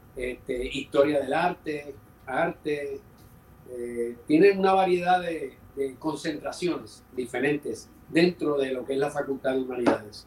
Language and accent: Spanish; San Juan, Puerto Rico; also born or lived in New York; Yo soy de San Juan y empecé muy niño.